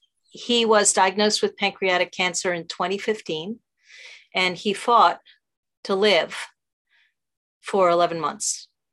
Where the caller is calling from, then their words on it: New York City, New York, United States; From New York City, actually.